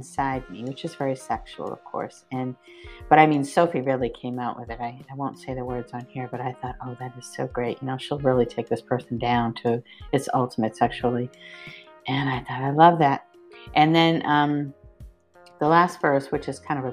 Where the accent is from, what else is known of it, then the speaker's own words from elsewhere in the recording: Westford, Massachusetts, United States; I grew up in Westford